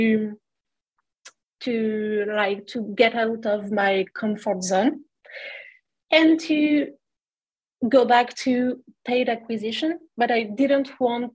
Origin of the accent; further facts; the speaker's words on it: France; English is a second language; moved away as an adult; also born or lived in Montreal, Canada; I was coming from France and looking to improve my English